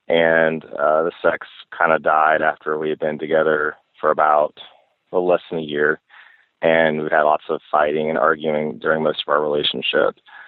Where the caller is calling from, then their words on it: the South, United States; I'm calling from the South. I'm a gay male.